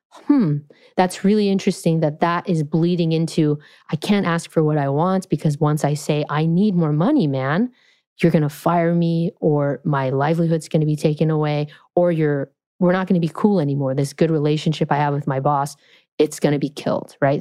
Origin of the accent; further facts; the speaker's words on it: California, United States; I'm from California